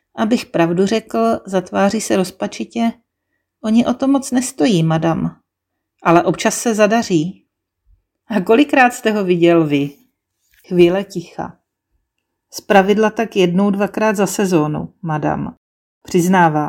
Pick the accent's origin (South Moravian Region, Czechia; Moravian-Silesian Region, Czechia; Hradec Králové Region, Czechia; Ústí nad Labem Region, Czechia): South Moravian Region, Czechia; Brno; first language Czech; Z Brna.